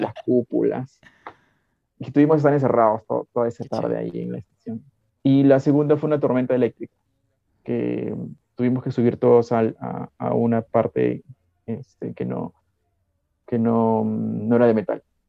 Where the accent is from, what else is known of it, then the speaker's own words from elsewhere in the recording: Piura, Peru; Como soy piurano y he crecido en, en, Arenales